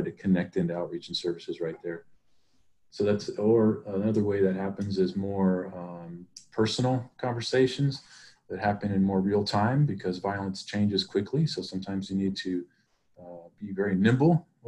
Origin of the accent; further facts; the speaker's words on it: Stockton, California, United States; I'm from Stockton and I care about this community